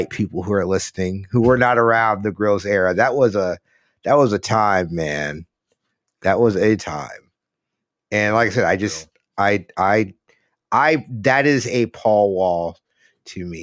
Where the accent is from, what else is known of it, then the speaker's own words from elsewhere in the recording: Gulf Coast, United States; growing up in the Gulf, like being in high school in the Gulf Coast around this time